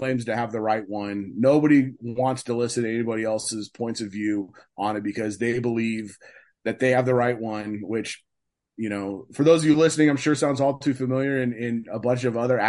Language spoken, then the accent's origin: English; West Coast of the United States, United States; I grew up on the West Coast of the United States.